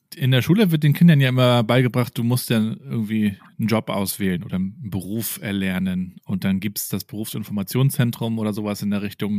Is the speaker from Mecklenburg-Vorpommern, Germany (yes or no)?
yes; Rostock, Mecklenburg-Vorpommern, Germany; Ich bin ja hier in, in Rostock aufgewachsen, also genau die andere Ecke oben an der Ostsee